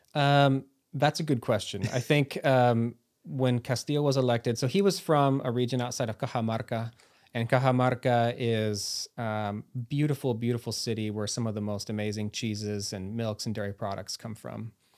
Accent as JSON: {"language": "English", "country": "United States", "also_born_or_lived": "Lima, Peru", "moved": "as an adult", "said": "I was from the United States"}